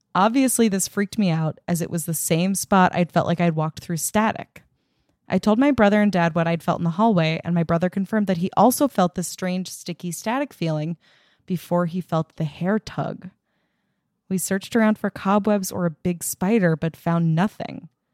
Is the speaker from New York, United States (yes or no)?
yes; Long Island, New York, United States; now in Los Angeles, United States; I grew up on Long Island